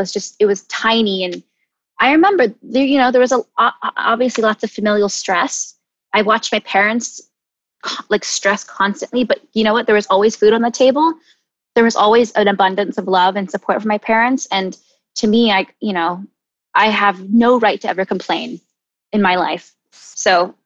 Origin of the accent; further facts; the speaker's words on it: Charlotte, North Carolina, United States; also born or lived in San Diego, California; I moved to Charlotte, North Carolina.